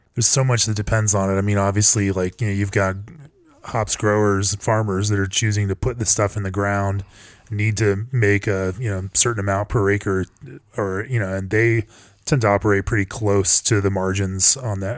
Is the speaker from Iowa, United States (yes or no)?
no; Colorado, United States; I'm from Colorado